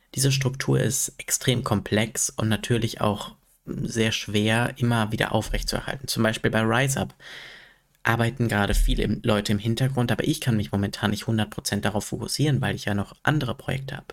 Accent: Sprockhövel, North Rhine-Westphalia, Germany; in Sprockhövel, also in meiner Heimatstadt

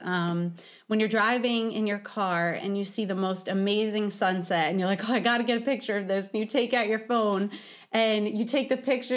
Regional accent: New York City, New York, United States; I think it's due to me being a New Yorker. Uh, I was born in Brooklyn

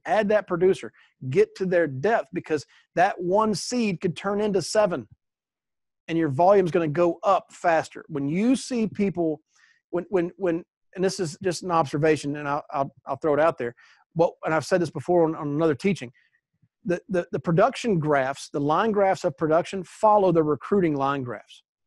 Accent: East Coast, United States; now in Texas, United States; I grew up on the East Coast where we had hurricanes all the time, tornadoes all the time, and I now live in Texas

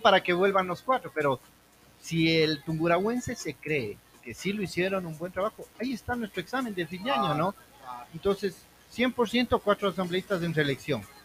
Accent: Ecuador; somos los ecuatorianos

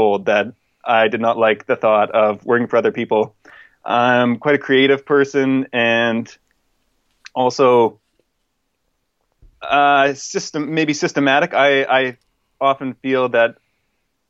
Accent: Canada; moved away as an adult; now in England, United Kingdom; I am originally from Canada. Well, I guess I'm still from Canada.

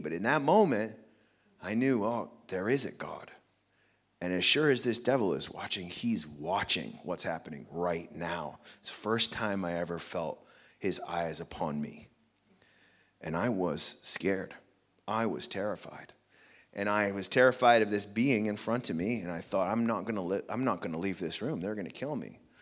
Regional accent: United States; I'm American, I have six children

